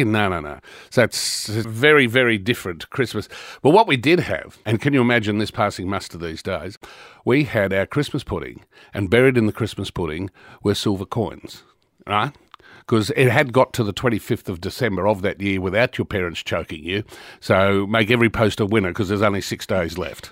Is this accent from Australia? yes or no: yes; Brisbane, Queensland, Australia; moved away; also born or lived in Victoria; I grew up in Brisbane in Queensland